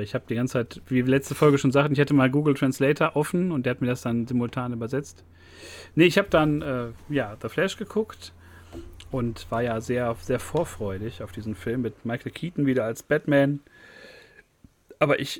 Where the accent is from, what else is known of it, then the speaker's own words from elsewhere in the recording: Germany; Aber wir sind Deutsche und sind auch sehr neidisch.